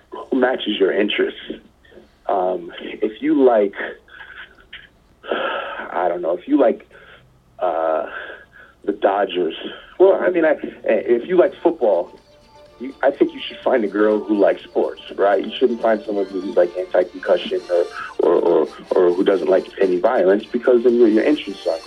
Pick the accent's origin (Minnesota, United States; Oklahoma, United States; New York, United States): New York, United States; New York City; I grew up in Queens